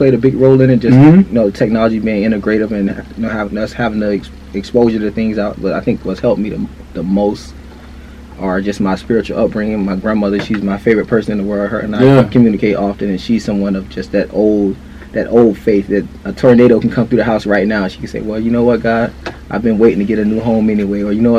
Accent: Fort Lauderdale, Florida, United States; And we grew up together in Fort Lauderdale, Florida. We went to high school together.

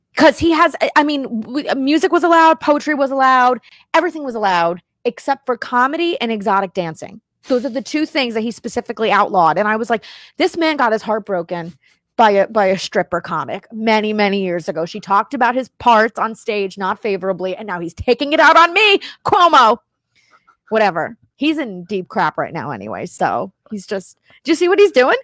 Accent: Miami, Florida, United States; moved away as an adult; also born or lived in New Jersey / New York; I grew up in Miami. I was born in New Jersey. I lived in New York. I lived in Miami.

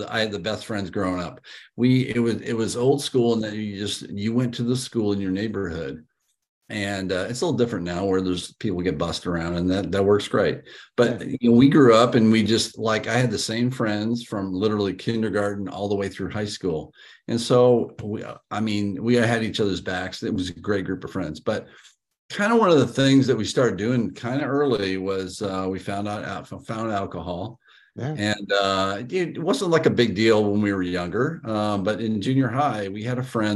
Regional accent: Council Bluffs, Iowa, United States; I was born in Council Bluffs, Iowa, and I don't think I've talked to you about this, but my great-great-grandfather founded what's now called in Council Bluffs Children's Square. It basically is an orphanage. And when I was born, I grew up on the orphanage property ground

